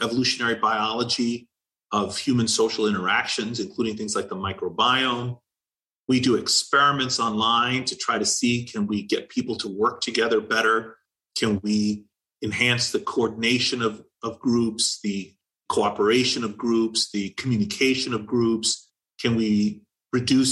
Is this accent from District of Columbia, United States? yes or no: yes; Washington, District of Columbia, United States; moved away as an adult; I grew up in Washington, D.C.